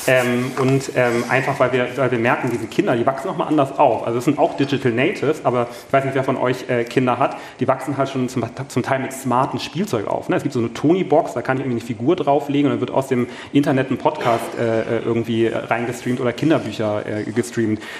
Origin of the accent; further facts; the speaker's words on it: Hamburg, Germany; moin, ich komme aus Hamburg, da wo der SAP auch ist.